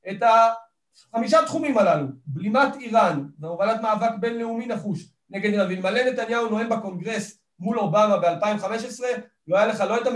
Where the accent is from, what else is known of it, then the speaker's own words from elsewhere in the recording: Kiryat Arba, West Bank, Palestine; וגדלתי בקריית ארבע ובתחילה תפיסת העולם שלי התחילה מארץ ישראל השלמה